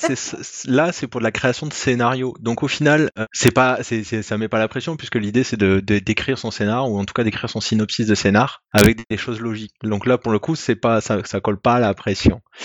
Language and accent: French; France; je suis français